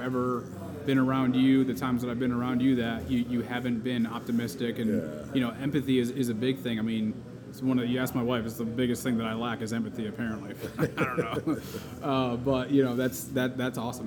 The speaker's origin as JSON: {"language": "English", "region": "Connecticut", "country": "United States", "tie": "born or raised there", "said": "I grew up in Connecticut"}